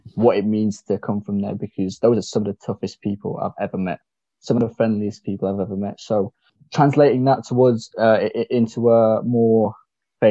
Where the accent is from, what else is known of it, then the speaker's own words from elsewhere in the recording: Mumbai, Maharashtra, India; moved away; I was born in Mumbai. I come from the gullies, as we call it, the streets.